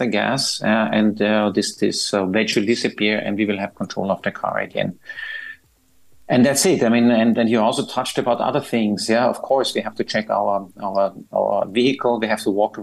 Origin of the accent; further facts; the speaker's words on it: Austria; moved away as an adult; now in Dubai, United Arab Emirates; I'm from Austria